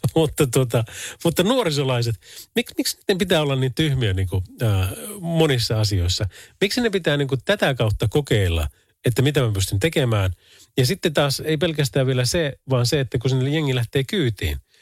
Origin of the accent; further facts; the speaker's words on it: Oulu, North Ostrobothnia, Finland; Täällä ollaan Oulusta